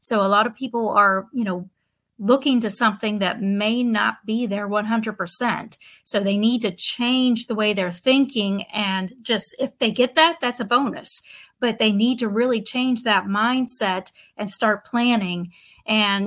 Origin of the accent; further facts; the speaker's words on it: Pennsylvania, United States; moved away as an adult; also born or lived in Pittsburgh, Pennsylvania / Ohio / Nashville, Tennessee; now in Southwest Florida, United States; I'm from Pennsylvania originally. I was born and raised there.